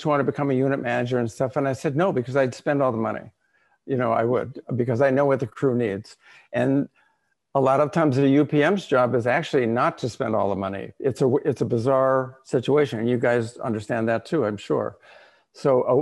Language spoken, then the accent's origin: English; Los Angeles, California, United States; I grew up in Los Angeles